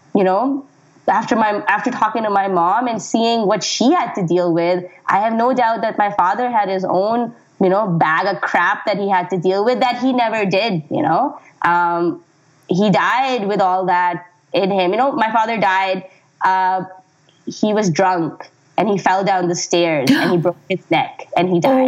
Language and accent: English; Pakistan; moved away; when I was growing up in Pakistan